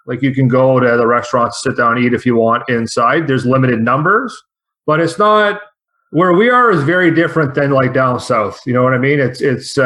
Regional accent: Toronto, Ontario, Canada; moved away as an adult; now in northern Ontario, Canada; we're originally from Toronto ourselves. And then we moved up here several years ago up north

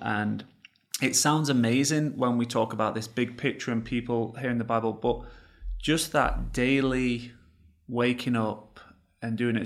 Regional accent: England, United Kingdom; now in United States; I come from England. I didn't grow up knowing the Lord. I now live in, in America.

